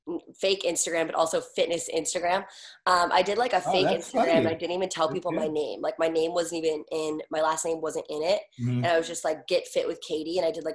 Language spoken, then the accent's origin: English; East Coast, United States; now in Los Angeles, United States; I mean, I'm from the East Coast and I love New Yorkers.